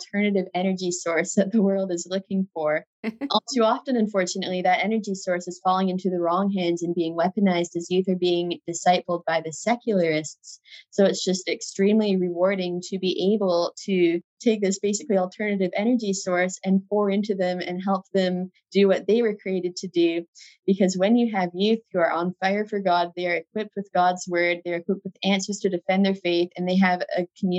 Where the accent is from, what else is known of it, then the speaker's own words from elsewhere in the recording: Alberta, Canada; Alberta, where I grew up in Canada